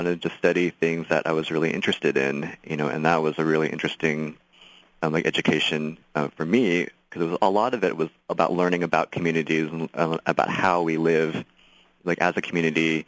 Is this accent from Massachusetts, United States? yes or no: no; San Jose, California, United States; moved away as an adult; I was born, born and raised in San Jose